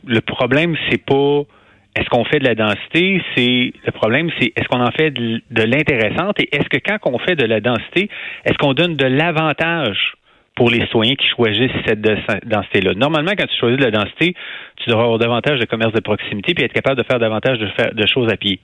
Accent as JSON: {"language": "French", "town": "Quebec City", "region": "Quebec", "country": "Canada", "tie": "born or raised there", "also_born_or_lived": "Montreal / Rouyn-Noranda / Hull", "moved": "yes", "said": "je suis né à Québec, j'ai grandi à Québec"}